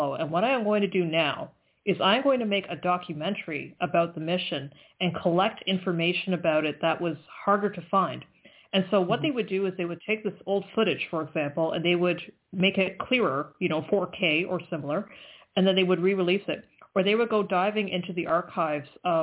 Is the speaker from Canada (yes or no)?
yes; Canada; I'm Canadian